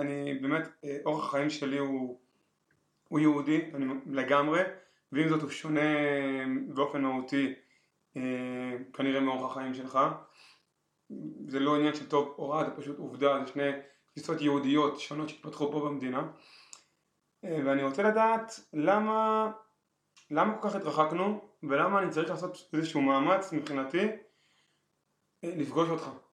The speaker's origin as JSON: {"language": "Hebrew", "country": "Israel", "tie": "born or raised there", "said": "אני גדלתי פשוט בקיבוץ"}